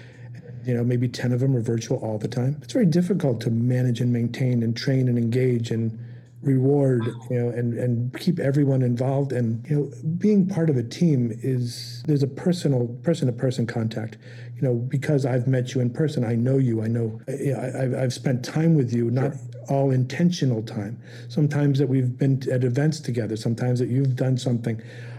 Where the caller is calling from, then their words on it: St. Augustine, Florida, United States; I'm in St. Augustine, Florida.